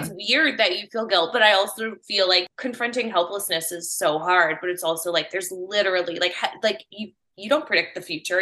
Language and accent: English; Palos Heights, Illinois, United States; I'm from Payless Heights. It's by, like, Orland Park